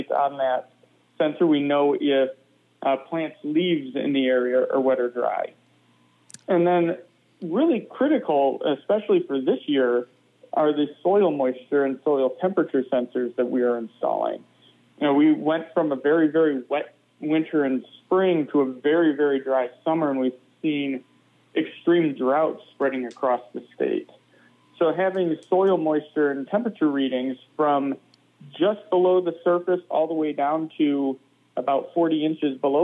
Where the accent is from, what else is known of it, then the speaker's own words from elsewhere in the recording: Michigan, United States; now in Madison, United States; I'm a meteorologist who grew up in the Great Lakes. I'm from Michigan originally